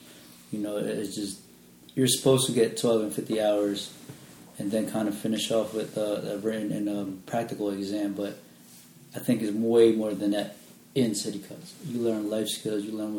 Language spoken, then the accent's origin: English; Philippines; You know, I'm Filipino.